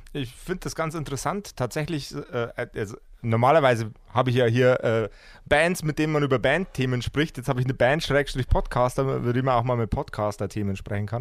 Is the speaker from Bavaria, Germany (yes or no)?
yes; Lower Bavaria, Germany; ich komme aus äh, dem wunderbaren, äh, sehr niederbayerischen Poing